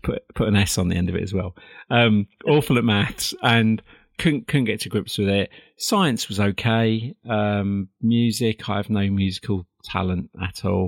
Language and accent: English; Perivale, London, United Kingdom; I was born in a little town called Perivale in 1965, way way back